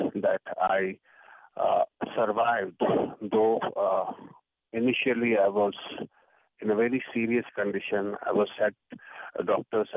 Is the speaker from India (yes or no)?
yes; Jammu and Kashmir, India; I come from Kashmir, which is the northern state of India.